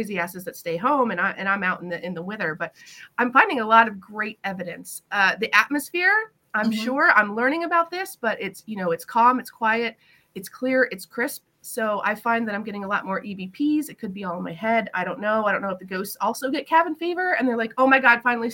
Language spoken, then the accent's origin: English; Florida, United States; moved away as an adult; now in upstate New York, United States; I was born and raised in Florida